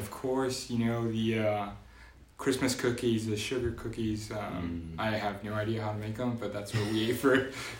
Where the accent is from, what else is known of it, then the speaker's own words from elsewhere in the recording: South Texas, United States; moved away; growing up in South Texas